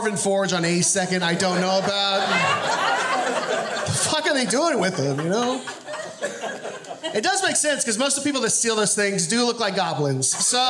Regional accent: Texas, United States; now in Northwest, United States; I'm originally from Texas.

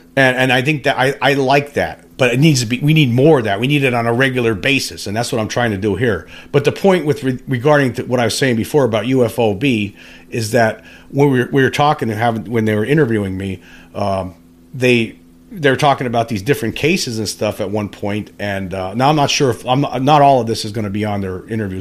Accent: Pennsylvania, United States; I'm from Pennsylvania

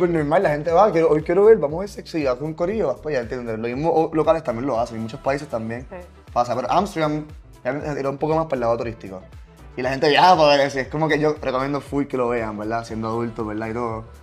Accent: Italy; Spanish is a second language; que soy yo, italiano, en Italia

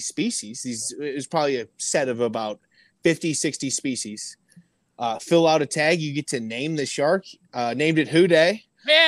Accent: Indianapolis, Indiana, United States; now in Cincinnati, United States; we grew up in Indianapolis

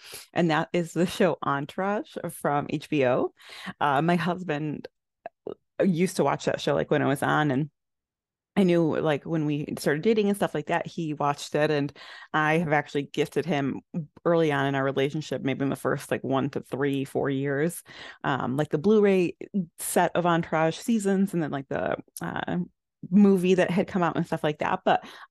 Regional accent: Illinois, United States; I loved just like all of the like fun little things that like we had in common, like with gaming and growing up in Illinois and things of that nature.

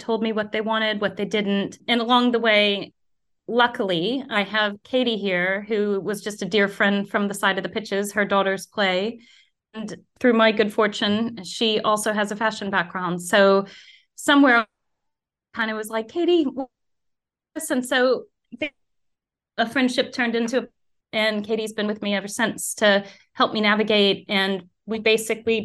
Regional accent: United States; moved away as an adult; now in United Kingdom; growing up in the US

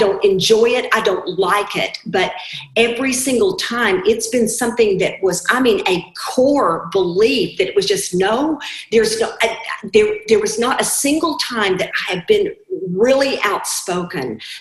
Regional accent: Arkansas, United States; I was raised in Arkansas in the 60s.

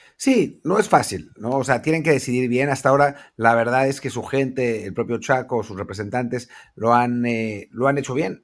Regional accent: Mexico

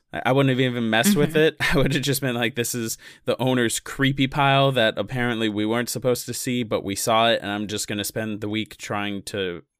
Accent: South Carolina, United States; we're from the South, we're from South Carolina.

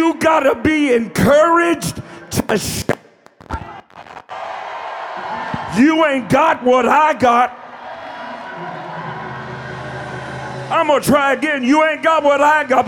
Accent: Eastern Kentucky, United States; I'm from Eastern Kentucky, honey. We just talk straight and slow.

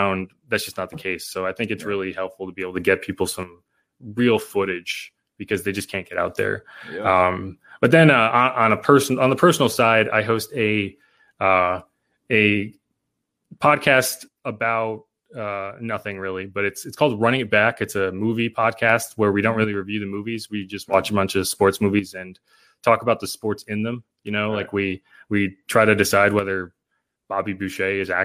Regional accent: New England, United States; moved away; I'm from New England originally

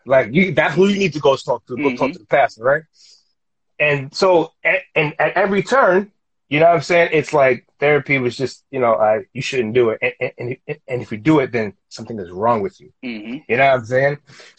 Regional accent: Queens, New York, United States; growing up in Queens, like, you know what it is.

